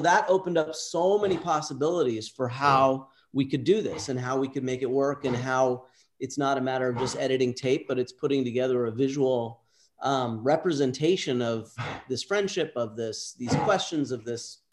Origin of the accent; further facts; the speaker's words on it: Southern California, United States; Southern California.